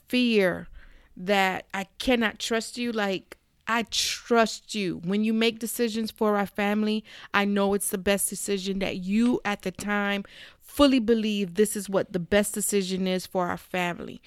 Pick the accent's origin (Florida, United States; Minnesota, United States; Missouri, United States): Florida, United States; South; We're from South Florida.